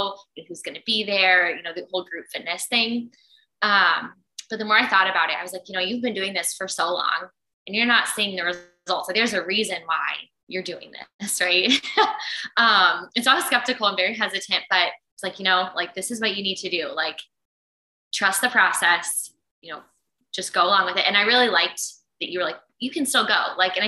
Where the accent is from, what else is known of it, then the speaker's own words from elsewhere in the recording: Indianapolis, Indiana, United States; moved away as an adult; now in Minneapolis, United States; moved here in August 2019 from Indianapolis, where I grew up.